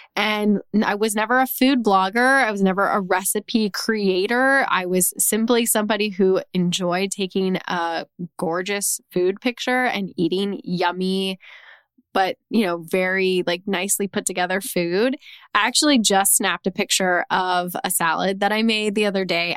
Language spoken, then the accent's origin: English; Texas, United States; my home state of Texas